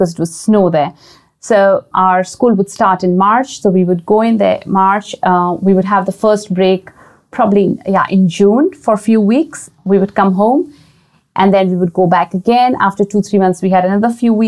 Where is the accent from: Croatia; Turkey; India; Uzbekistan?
India; I grew up in a boarding school. I mean, I went to a boarding school because I'm originally from India